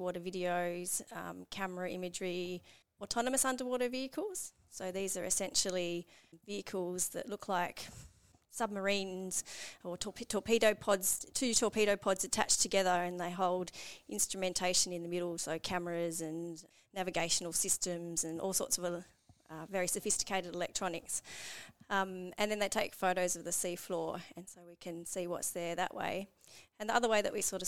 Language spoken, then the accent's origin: English; Sydney, New South Wales, Australia; I grew up in Sydney, about an hour away from the ocean